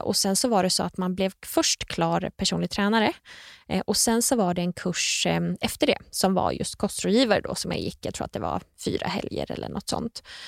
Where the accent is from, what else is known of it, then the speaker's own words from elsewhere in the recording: Nyköping, Södermanland, Sweden; Jag är från Nyköping